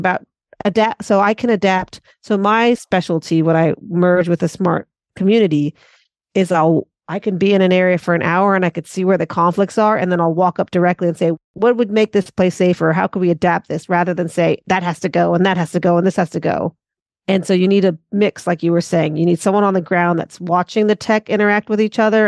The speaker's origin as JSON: {"language": "English", "town": "Santa Monica", "region": "California", "country": "United States", "accent": "American", "moved": "as an adult", "lives_now": "Auckland, New Zealand", "said": "I'm based in Auckland, Tamaki Makaurau, Aotearoa, New Zealand, originally from Santa Monica, Los Angeles"}